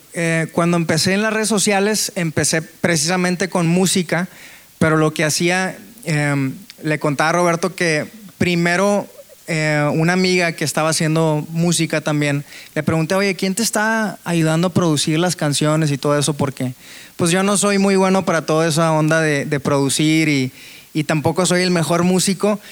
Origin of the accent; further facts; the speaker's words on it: Monterrey, Nuevo León, Mexico; soy de Monterrey